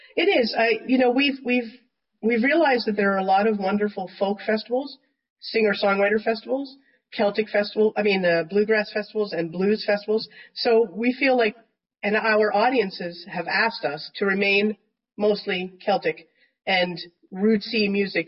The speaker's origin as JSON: {"language": "English", "country": "Canada", "also_born_or_lived": "United States", "said": "I'm from Canada, been in the states"}